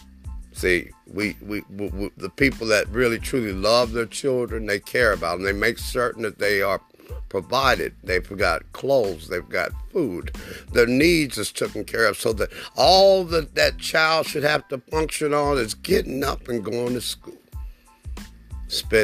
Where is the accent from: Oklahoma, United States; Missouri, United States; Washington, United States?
Oklahoma, United States; Oklahoma City; also born or lived in West Germany; I grew up in Oklahoma City, Oklahoma, and I graduated from one of the oldest historical black high schools in Oklahoma